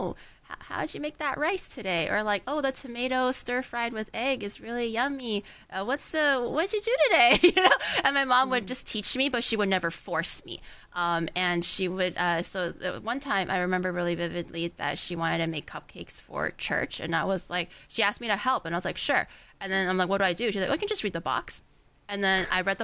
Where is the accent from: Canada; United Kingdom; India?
Canada; also born or lived in China; I was born in China. Even growing up after immigrating to Canada